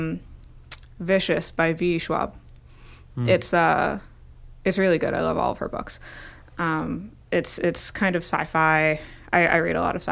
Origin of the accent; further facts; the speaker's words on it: New Jersey, United States; now in Boston, United States; I grew up in North Jersey